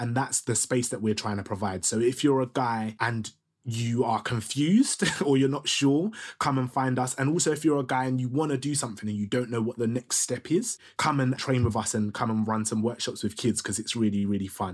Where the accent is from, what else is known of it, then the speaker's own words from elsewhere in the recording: Ilford, London, United Kingdom; I was growing up in Ilford, do you know what I mean? Which is like fake East London, fake Essex.